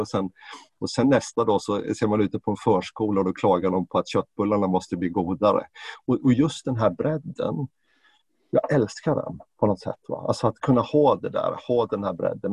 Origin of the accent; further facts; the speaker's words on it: Jönköping, Jönköping County, Sweden; now in Stockholm, Sweden; Jag är ju född och uppvuxen i, i Jönköping och Småland